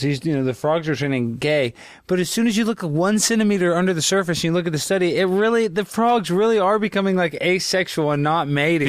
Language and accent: English; Texas, United States; I didn't have a lot of Jewish friends too growing up in Texas